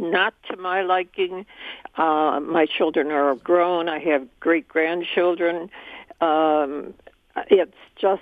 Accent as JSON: {"language": "English", "town": "Chicago", "region": "Illinois", "country": "United States", "tie": "born or raised there", "moved": "yes", "lives_now": "Warren, United States", "said": "I was born in Chicago, and I lived in Chicago"}